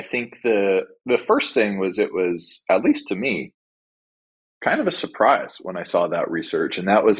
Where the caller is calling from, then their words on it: Glendale, California, United States; I'm calling in from Glendale, 2 or 3 miles from Burbank, Disney headquarters